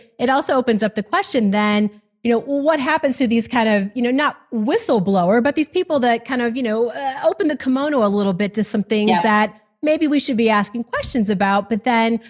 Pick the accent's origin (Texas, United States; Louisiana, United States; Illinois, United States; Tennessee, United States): Texas, United States; I'm from Texas